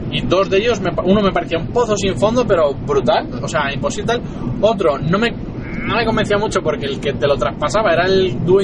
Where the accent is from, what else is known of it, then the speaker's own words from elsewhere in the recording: Asturias, Spain; now in Madrid, Spain; porque yo me vine a Madrid de Asturias, para montar un espacio de coworking